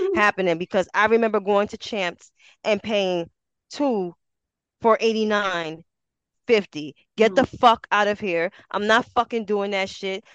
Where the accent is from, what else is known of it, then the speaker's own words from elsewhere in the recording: New York City, New York, United States; I'm from Harlem like we're the mecca of the fucking clothes